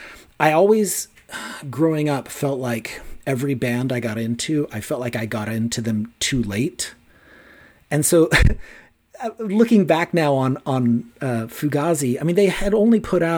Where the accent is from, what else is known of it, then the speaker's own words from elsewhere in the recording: Gilroy, California, United States; I grew up in Gilroy, California, which is about 70 miles south of where I am right now.